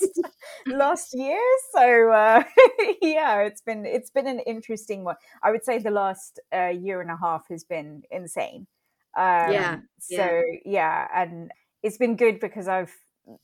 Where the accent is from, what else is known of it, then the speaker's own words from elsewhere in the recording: England, United Kingdom; being Indian and growing up in England